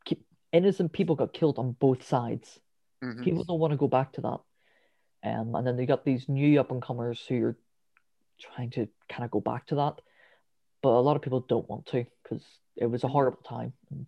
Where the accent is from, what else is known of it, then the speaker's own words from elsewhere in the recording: Drogheda, Leinster, Ireland; We're from Ireland.